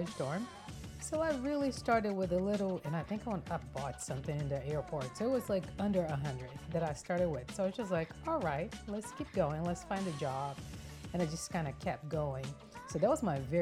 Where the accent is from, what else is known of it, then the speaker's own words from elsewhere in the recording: Brazil; moved away as an adult; now in United States; I am from Brazil, born and raised.